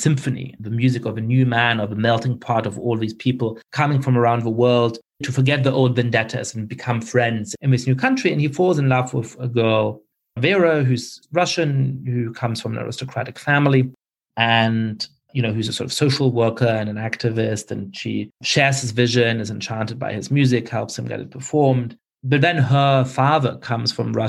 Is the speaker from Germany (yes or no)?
yes; Germany; moved away; I grew up in Germany